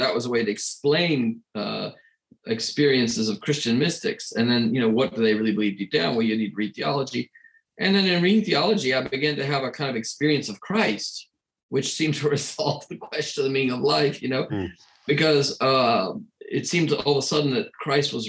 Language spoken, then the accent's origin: English; Atlanta, Georgia, United States; now in Vatican City; I was born in Atlanta